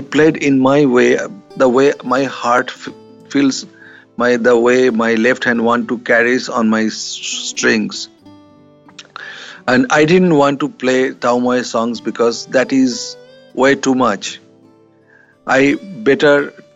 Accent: India; I'm an Indian man

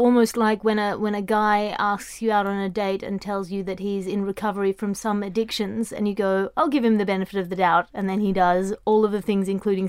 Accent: Australia; I come from Australia, Andy. I've never been bitten by anything in Australia, ever.

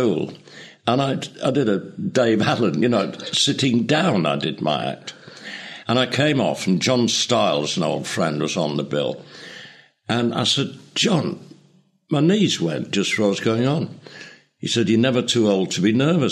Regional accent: Leeds, Yorkshire and the Humber, United Kingdom; moved away; my hometown Leeds

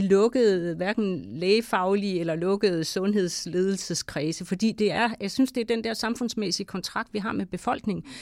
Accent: Denmark; jeg er selv vestjyde

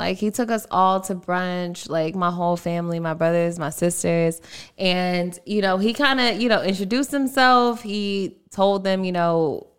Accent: Baltimore, Maryland, United States; moved away; We went to Maryland because I'm from Baltimore.

